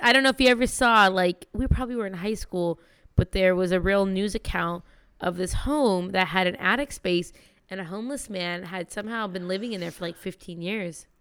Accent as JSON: {"language": "English", "region": "California", "country": "United States", "said": "I'm from California"}